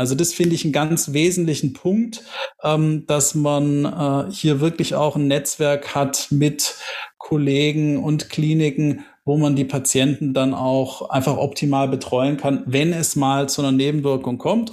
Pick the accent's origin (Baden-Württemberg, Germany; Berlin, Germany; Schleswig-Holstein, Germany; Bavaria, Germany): Baden-Württemberg, Germany; Tübingen; bin gebürtiger Tübinger, bin Schwabe